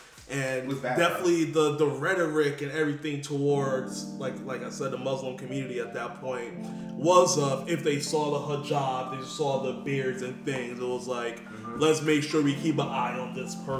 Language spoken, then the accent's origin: English; New York, United States; I'm a New Yorker